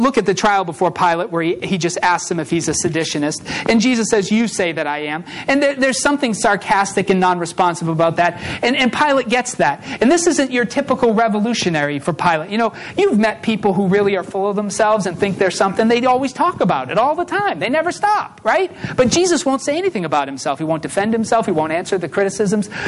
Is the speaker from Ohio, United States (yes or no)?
no; Massachusetts, United States; I grew up in Massachusetts